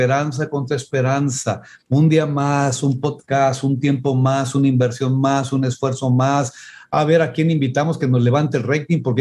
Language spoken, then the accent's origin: Spanish; Mexico; es que somos pobres, es que no podemos, es que somos mexicanos